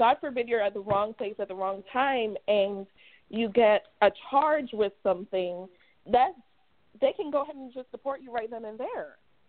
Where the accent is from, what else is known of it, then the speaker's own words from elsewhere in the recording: Jamaica; now in United States; oh, yeah, I'm from Jamaica.